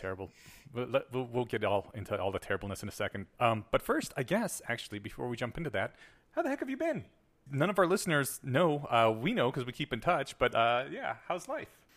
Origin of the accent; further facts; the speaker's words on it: United States; I was brought up in the American school system